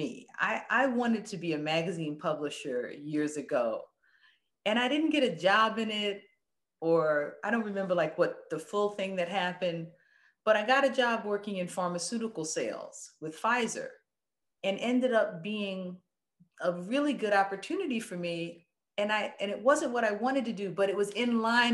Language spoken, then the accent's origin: English; New York City, New York, United States; I'm from the Bronx. I'm an inner city girl